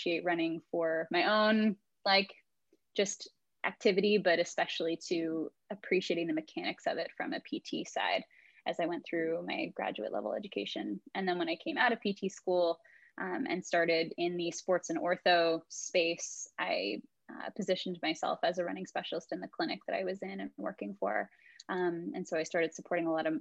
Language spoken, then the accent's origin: English; Southern California, United States; also born or lived in Dallas, Texas; I am a Southern California gal, pretty much born and raised. I was technically born in Dallas, but 6 months after that, my parents moved to Southern California.